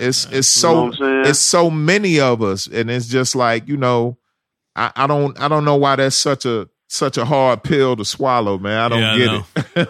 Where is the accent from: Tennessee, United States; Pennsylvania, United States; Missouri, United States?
Tennessee, United States; Memphis; now in Atlanta, United States; nobody believes I'm from Memphis, Tennessee, man. I pull my license out more times than I need to assure people that I was born and raised in Memphis. I caught the hip-hop bug in Memphis